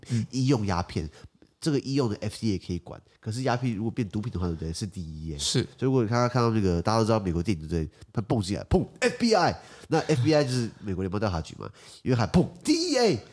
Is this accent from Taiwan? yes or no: yes; Taiwan; 我母语在台湾不是用英文